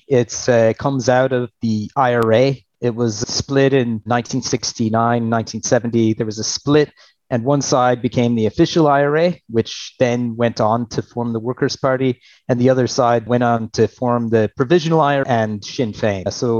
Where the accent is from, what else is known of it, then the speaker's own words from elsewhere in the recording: Alaska, United States; moved away as an adult; also born or lived in Albuquerque, New Mexico; now in Ireland; I'm from Alaska originally.